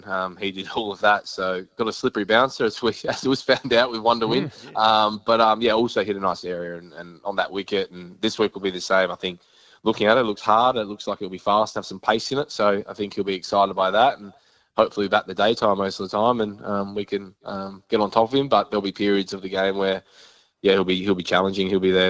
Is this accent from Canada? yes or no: no; South Australia, Australia; being South Australian